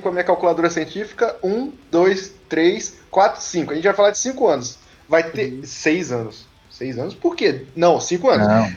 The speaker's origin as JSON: {"language": "Portuguese", "town": "Vitória", "region": "Espírito Santo", "country": "Brazil", "tie": "born or raised there", "said": "eu sou nascido em Vitória, Espírito Santo."}